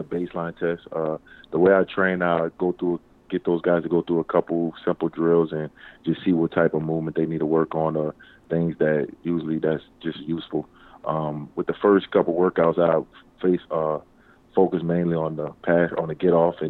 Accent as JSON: {"language": "English", "town": "New Orleans", "region": "Louisiana", "country": "United States", "said": "I'm from New Orleans"}